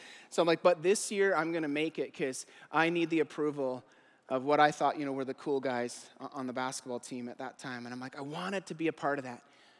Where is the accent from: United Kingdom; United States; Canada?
Canada; Eastern Canada; I grew up in Eastern Canada. It was all these small fishing villages.